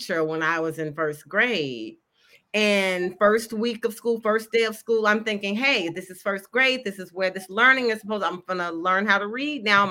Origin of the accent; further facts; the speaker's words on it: Memphis, Tennessee, United States; I grew up in Memphis, Tennessee, where I presently live